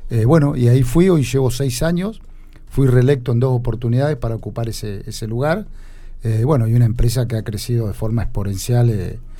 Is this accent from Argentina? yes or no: yes; Alpachiri, La Pampa, Argentina; Bueno, yo soy de Alpachiri, soy médico veterinario.